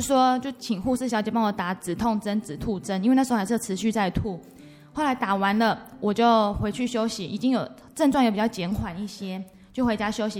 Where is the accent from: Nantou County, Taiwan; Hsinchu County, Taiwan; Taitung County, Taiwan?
Taitung County, Taiwan; Taitung; moved away as an adult; now in Hualien, Taiwan; 像我在花莲，因为我是台东人